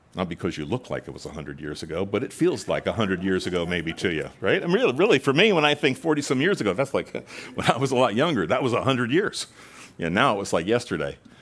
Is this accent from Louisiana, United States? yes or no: no; Long Island, New York, United States; moved away; I spent some years growing up in Long Island, Long Island